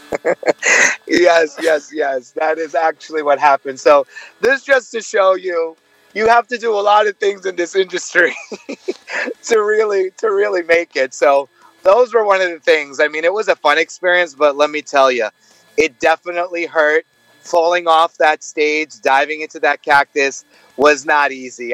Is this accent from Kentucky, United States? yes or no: no; New York City, New York, United States; moved away as an adult; now in Los Angeles, United States; I am actually born and raised in New York, but I live in Los Angeles